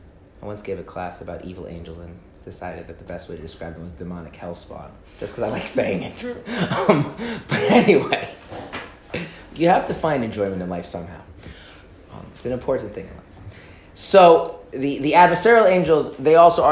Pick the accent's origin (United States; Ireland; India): United States; Minnesota; I grew up in Minnesota.